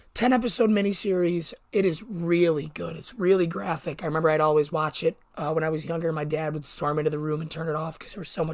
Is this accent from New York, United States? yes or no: yes; Buffalo, New York, United States; I'm from Buffalo, New York.